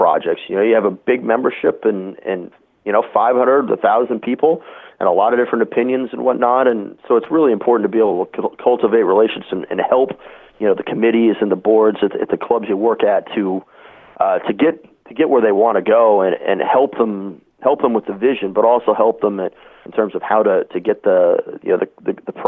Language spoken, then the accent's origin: English; Corvallis, Oregon, United States; I grew up in the Corvallis, Albany area, where Oregon State is where I ended up going to school.